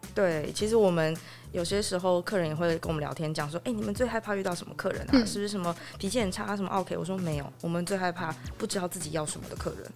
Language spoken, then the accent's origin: Chinese; Yilan, Yilan County, Taiwan; 我从小是在宜兰长大